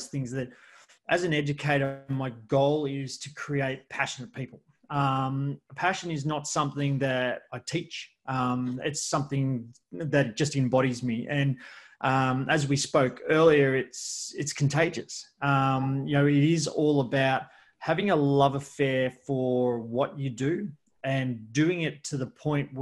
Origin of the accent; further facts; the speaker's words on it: Geelong, Victoria, Australia; I'm from Australia, I'm from Geelong